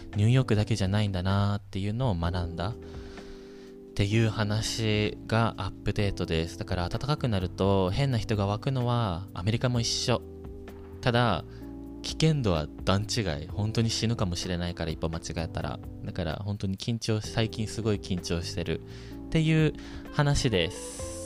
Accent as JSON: {"language": "Japanese", "country": "Japan", "moved": "as an adult", "lives_now": "United States", "said": "私、ここで生まれ育ったわけじゃないの。みたいな。私、日本から来てて"}